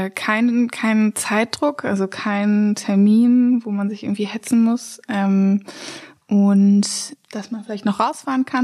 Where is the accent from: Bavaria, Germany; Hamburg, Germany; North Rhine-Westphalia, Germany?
North Rhine-Westphalia, Germany; Witten; Ich bin in Witten groß